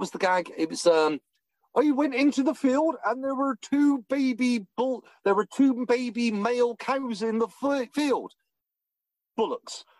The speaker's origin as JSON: {"language": "English", "region": "England", "country": "United Kingdom", "said": "I'm English."}